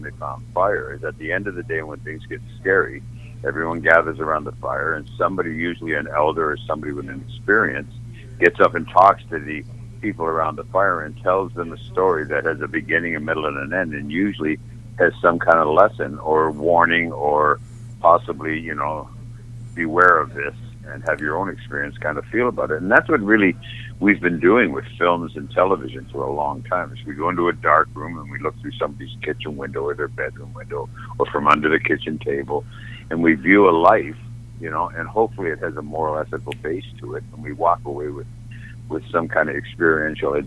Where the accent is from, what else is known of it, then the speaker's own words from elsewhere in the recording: Toronto, Ontario, Canada; I'm from Canada, this is in Toronto